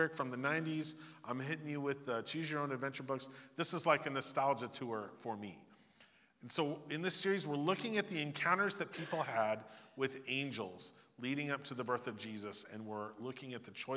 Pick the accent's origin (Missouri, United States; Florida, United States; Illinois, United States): Missouri, United States; Memphis; I was born in Memphis, but not the one you've heard of. Not Memphis, Tennessee, Memphis, Missouri.